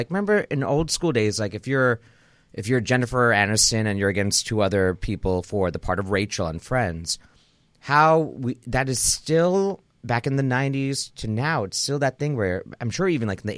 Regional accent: Naperville, Illinois, United States; now in Los Angeles, United States; I'm from Chicago, Chicago suburb of called Naperville

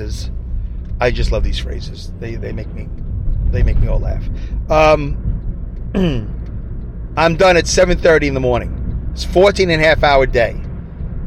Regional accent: New York City, New York, United States; accent: Brooklyn; now in Saugerties, United States; my Brooklyn accent

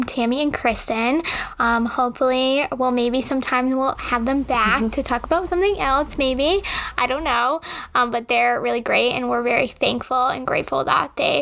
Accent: Connecticut, United States; I grew up in Connecticut

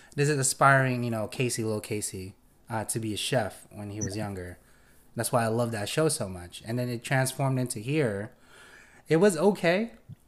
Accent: Philippines; now in United States; I'm not a U.S. native. I came from the Philippines

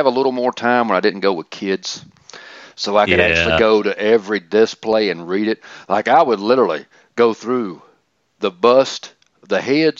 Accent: Atlanta, Georgia, United States; I'm from Atlanta.

